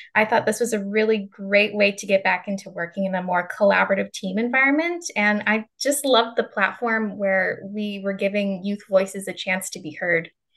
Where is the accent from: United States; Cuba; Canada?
Canada; Calgary, Alberta; moved away; I'm from Calgary, Canada, and that's where I did my undergraduate degree